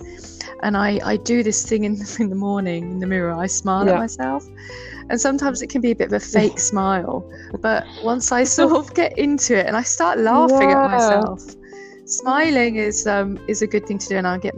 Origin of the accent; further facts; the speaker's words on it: England, United Kingdom; moved away; my hometown in England, a peaceful fishing village with the beach.